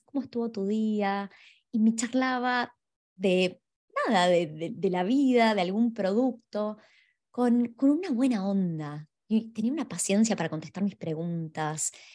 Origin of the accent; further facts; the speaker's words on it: Argentina; now in Australia; aquellos que venimos de Argentina